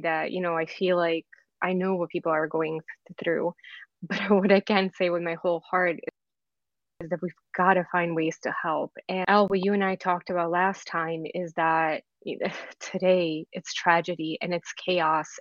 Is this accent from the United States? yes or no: no; Belgrade, Serbia; moved away; I'm from former Yugoslavia. I was born and raised in Belgrade, and my family and I left in 1992